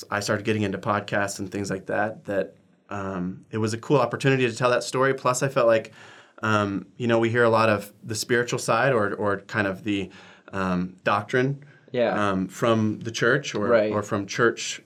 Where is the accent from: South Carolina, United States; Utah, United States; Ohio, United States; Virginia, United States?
Utah, United States; moved away as an adult; now in New York, United States; I'm from Utah, but I've lived in New York for 7 years